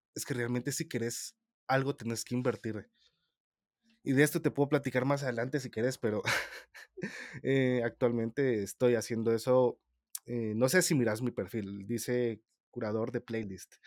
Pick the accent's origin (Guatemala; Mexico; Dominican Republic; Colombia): Guatemala; soy el típico guatemalteco que es mil usos